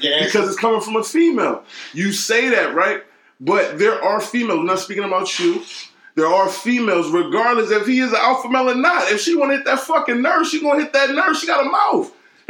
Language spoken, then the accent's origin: English; California, United States; born there; Southern part of California. I was born in Southern California.